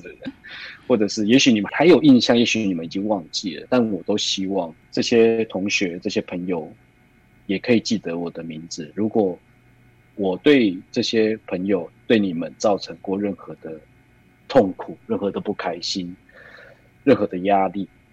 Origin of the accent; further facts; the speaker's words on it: Taoyuan, Taiwan; 我在桃园这个地方长大，除此之外就是我在桃园这个小小的地方，对我来说它是一个不能说把我困住的城堡，而是一个我也来不及去探索的世界